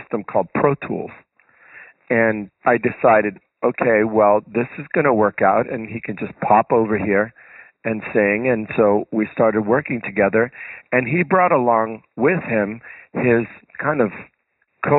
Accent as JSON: {"language": "English", "town": "Miami Beach", "region": "Florida", "country": "United States", "tie": "born or raised there", "moved": "as an adult", "lives_now": "Miami, United States", "said": "my coming back to Miami Beach, where I grew up"}